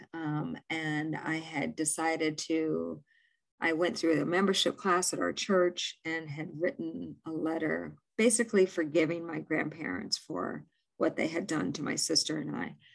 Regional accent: Illinois, United States; born or raised there; also born or lived in New York / Maine

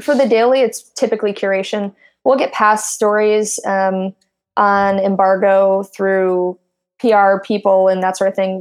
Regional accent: Midwest, United States; now in Silicon Valley, United States; I come from I'm from the Midwest.

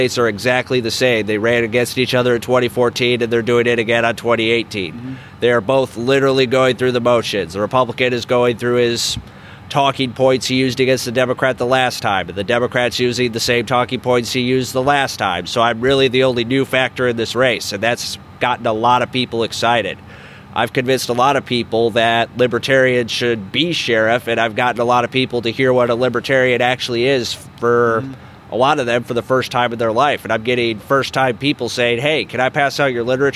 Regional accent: about 90 minutes from Colorado Springs, United States; El Paso County, which is where Colorado Springs is, about 90 minutes away from my hometown

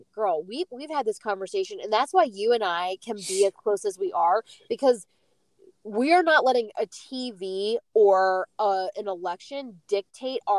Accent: United States; as an American

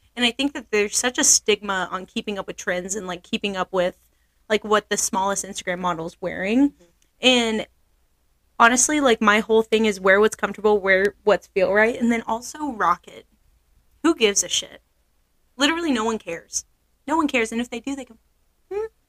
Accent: Oklahoma, United States; also born or lived in Billings, Montana; I'm not from Montana. I'm from Oklahoma.

